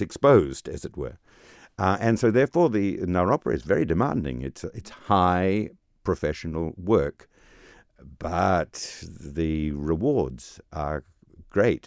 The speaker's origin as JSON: {"language": "English", "country": "New Zealand", "also_born_or_lived": "England / Germany", "moved": "as an adult", "said": "I am from New Zealand, um, uh, trained in New Zealand and then trained in England and then trained in Germany."}